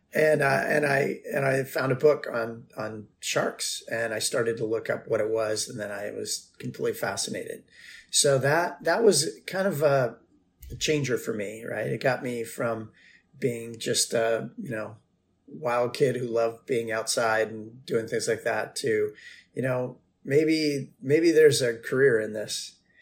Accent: Martha's Vineyard, Massachusetts, United States; moved away; I grew up on Martha's Vineyard

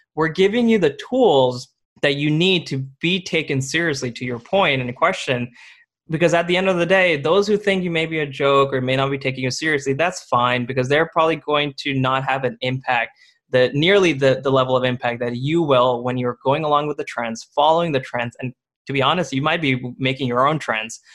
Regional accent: India; moved away; I was born in India

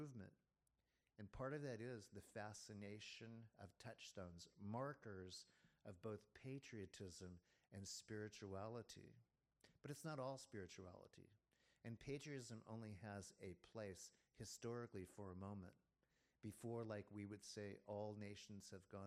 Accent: Virginia, United States; I was born in Virginia.

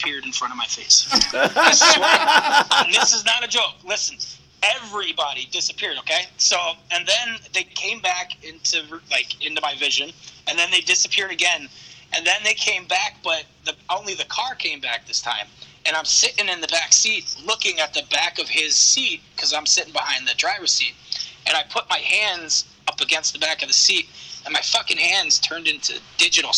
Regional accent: New York, United States; I grew up in New York

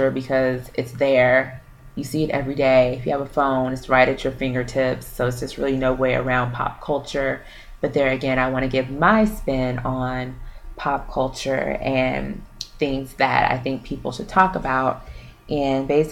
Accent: Houston, Texas, United States; also born or lived in Louisiana; I was born in Louisiana, but I was raised here in Houston

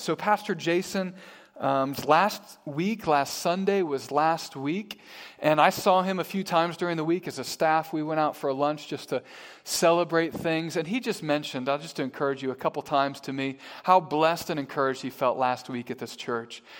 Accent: Midwest, United States; moved away as an adult; now in Harrisburg, United States; I was from the Midwest. I grew up in the Midwest.

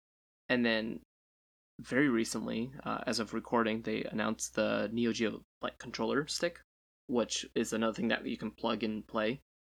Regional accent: United States; Z-E-D. I'm American, so.

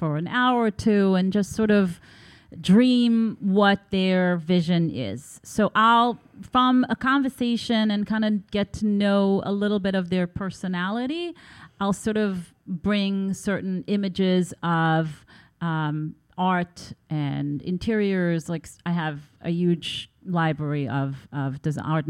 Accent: Tel Aviv, Tel Aviv District, Israel; growing up in Tel Aviv, you're surrounded by Bauhaus

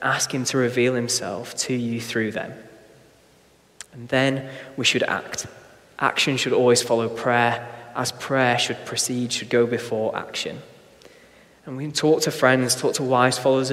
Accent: Blackpool, North West England, United Kingdom; When I was a kid growing up in Blackpool

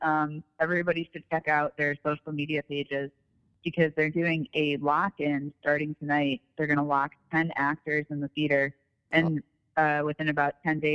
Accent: East Coast, United States; moved away as an adult; now in Chicago, United States; I grew up on the East Coast, so I would crash on my cousin's couch in Hoboken and take classes in New York. And then I moved to Chicago in 2007 because it was cheaper here

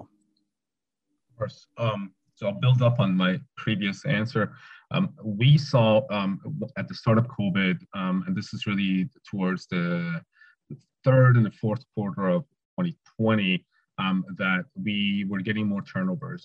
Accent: Toronto, Ontario, Canada; I grew up in the West End

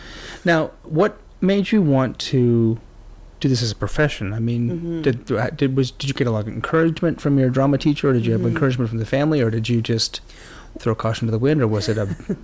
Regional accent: Toronto, Ontario, Canada; Like, what do I know? I'm from Toronto.

